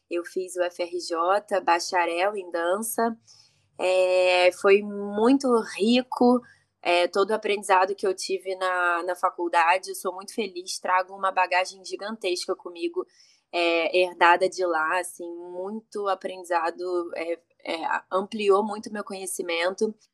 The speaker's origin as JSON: {"language": "Portuguese", "region": "Rio de Janeiro", "country": "Brazil", "said": "Eu comecei numa escola de dança no Rio de Janeiro, eu sou carioca, com quatro anos de idade"}